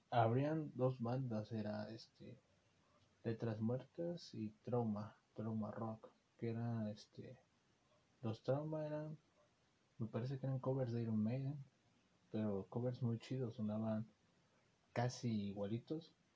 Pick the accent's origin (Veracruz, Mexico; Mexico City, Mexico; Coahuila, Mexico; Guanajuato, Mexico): Veracruz, Mexico; Xalapa; los que somos de Jalapa